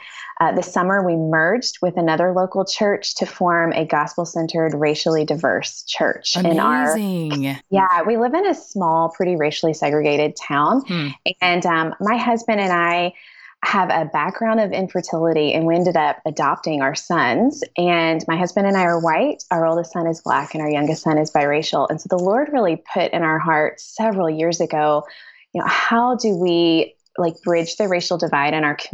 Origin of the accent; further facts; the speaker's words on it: West Tennessee, United States; moved away as an adult; also born or lived in Southeast Missouri; now in Missouri, United States; I've been in Missouri just 14 years, which actually is kind of a long time. But I'm originally from West Tennessee. And still kind of, it's not that different from Southeast Missouri where I live.